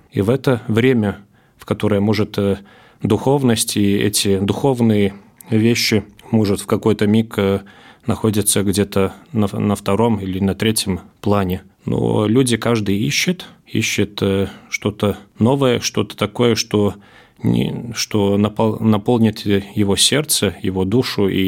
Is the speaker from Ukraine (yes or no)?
no; Latgale, Latvia; also born or lived in Riga; Я родился в Риге, но всю жизнь практически в Латгалии живу